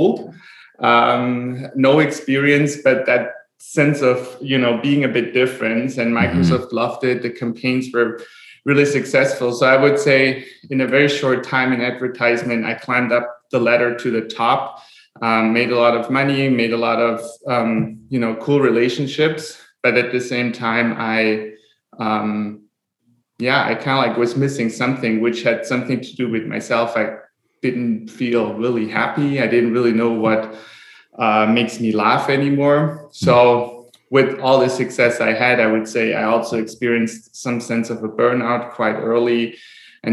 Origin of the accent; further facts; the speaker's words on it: Germany; moved away as an adult; now in Maui, United States; I'm born and raised in Germany, today living in Hawaii, Maui.